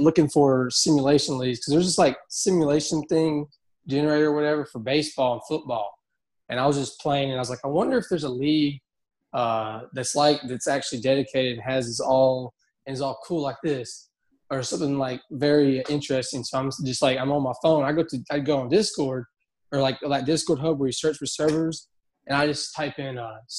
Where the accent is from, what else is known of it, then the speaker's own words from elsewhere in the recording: Athens, Alabama, United States; I'm from Alabama, Athens, Alabama. I'm 18 years old.